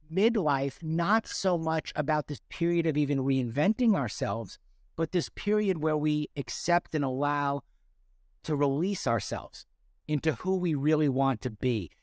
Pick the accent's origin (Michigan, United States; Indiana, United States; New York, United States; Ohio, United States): New York, United States; North Shore of Long Island; I grew up on the North Shore of Long Island.